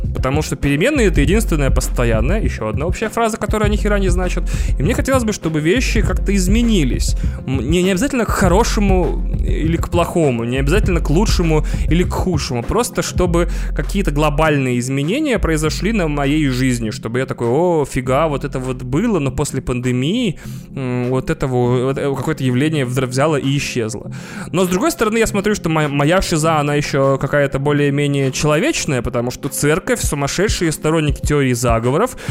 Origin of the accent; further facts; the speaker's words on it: Moscow, Russia; Мы, москвичи